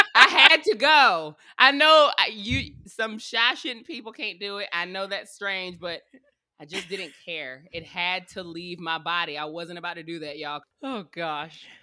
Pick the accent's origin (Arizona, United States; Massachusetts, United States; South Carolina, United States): South Carolina, United States; moved away as an adult; now in Tampa, United States; I'm from South Carolina. We're an inland little area for the most part